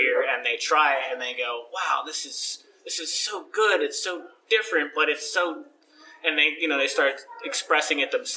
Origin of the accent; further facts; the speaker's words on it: New Jersey, United States; the section of Jersey that I come from is called South Jersey, the real one. And where I grew up on a small farm